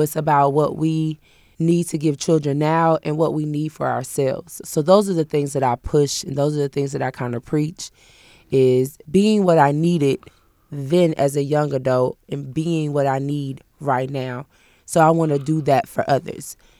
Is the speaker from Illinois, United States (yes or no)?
yes; Peoria, Illinois, United States; moved away as an adult; now in Kentucky, United States; I'm not originally from here. I'm from Peoria, Illinois